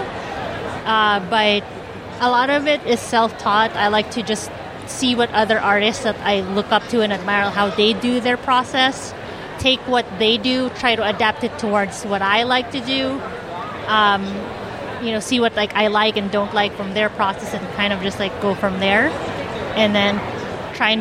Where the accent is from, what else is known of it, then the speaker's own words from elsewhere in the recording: Phoenix, Arizona, United States; I'm from Phoenix